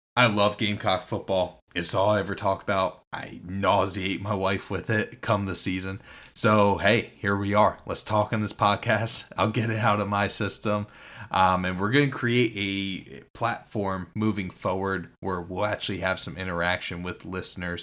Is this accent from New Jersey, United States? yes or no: yes; New Jersey, United States; moved away as an adult; also born or lived in South Carolina; I am not from South Carolina. I grew up in New Jersey